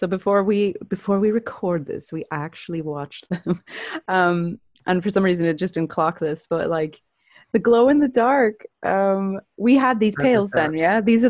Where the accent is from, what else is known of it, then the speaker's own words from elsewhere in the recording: East Coast, United States; moved away; we're from the East Coast, and that's what you eat in the East Coast.